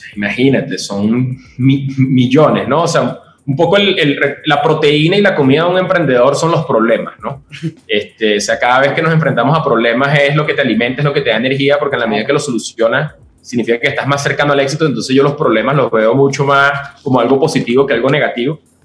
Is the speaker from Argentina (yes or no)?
no; Venezuela; moved away as an adult; also born or lived in Colombia; now in Mexico; Yo soy venezolano y he estado viviendo por todo el mundo en los últimos 10 años